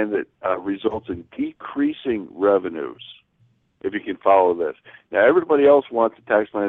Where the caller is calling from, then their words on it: Nevada, United States; I'm, I'm called from Nevada. I'm going to be there screaming for her.